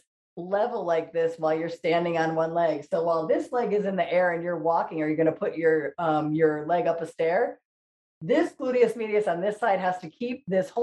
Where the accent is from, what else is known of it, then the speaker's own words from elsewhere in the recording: Ansonia, Connecticut, United States; I am hosting this show from my hometown in Ansonia, Connecticut